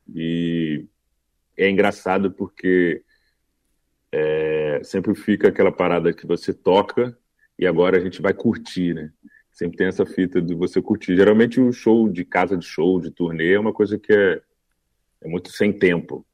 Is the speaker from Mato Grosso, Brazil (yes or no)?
yes; Cuiabá, Mato Grosso, Brazil; eu sou de Cuiabá